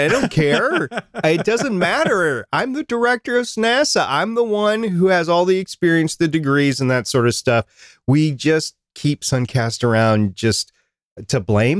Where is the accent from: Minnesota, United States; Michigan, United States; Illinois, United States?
Minnesota, United States; I know how to drive in the snow. I grew up in Minnesota.